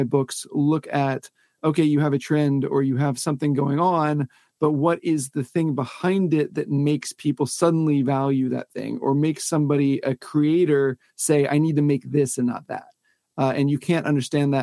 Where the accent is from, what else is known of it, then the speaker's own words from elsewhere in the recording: Pensacola, Florida, United States; I grew up in Pensacola, Florida, which is kind of nowhere in that it's a semi-small town